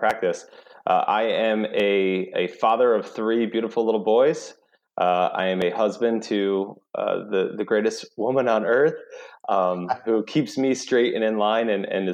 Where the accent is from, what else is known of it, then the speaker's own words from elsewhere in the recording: New York, United States; moved away as an adult; now in South Carolina, United States; originally I'm from New York